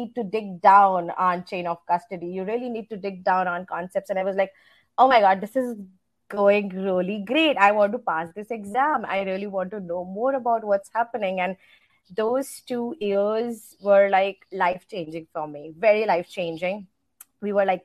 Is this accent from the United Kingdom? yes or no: no; India; moved away as an adult; now in United States; I grew up in India. So I've spent most of my time in India. I moved here to the States just close to 3.5 years ago when I got married